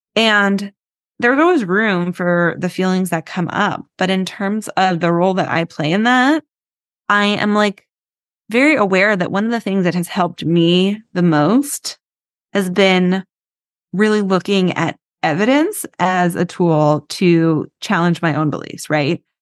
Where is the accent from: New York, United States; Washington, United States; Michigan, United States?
New York, United States; New York City; I live in New York, I grew up in New York City